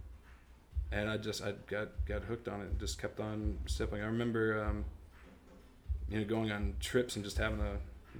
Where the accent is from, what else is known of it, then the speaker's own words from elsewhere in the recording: Gastonia, North Carolina, United States; also born or lived in High Point, North Carolina; born and raised in Gastonia, North Carolina. It's like a small town close to Charlotte